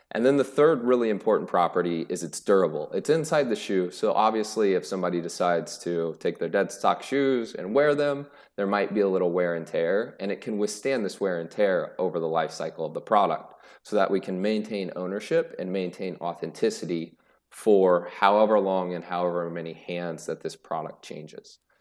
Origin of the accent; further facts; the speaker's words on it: Greenfield, Indiana, United States; I was born and raised in a rural town in Indiana called Greenfield